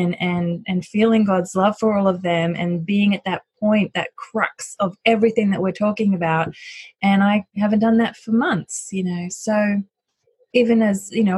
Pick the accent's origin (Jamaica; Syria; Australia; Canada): Australia; also born or lived in United States / United Kingdom; now in Cincinnati, United States; So I'm originally from Australia, but I've lived in the US and the UK for some time